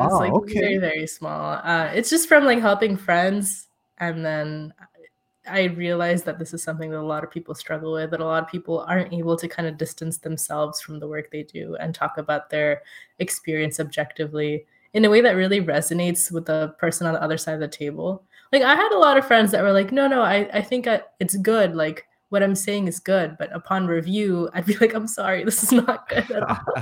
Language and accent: English; Saudi Arabia; also born or lived in India; growing up in Saudi Arabia and being ethnically Indian and living in India for a few years as well, I feel we had a fairly privileged life.